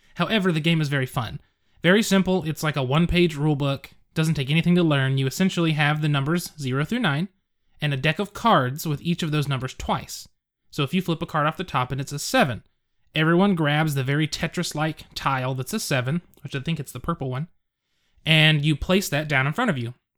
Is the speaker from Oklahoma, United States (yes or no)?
yes; Edmond, Oklahoma, United States; my hometown. I live in Edmond, Oklahoma